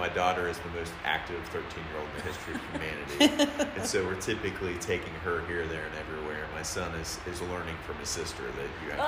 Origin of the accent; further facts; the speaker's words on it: Ross County, Ohio, United States; also born or lived in Chillicothe, Ohio; now in Circleville, United States; I'm from Ross County, went to St. Trace Schools, grew up there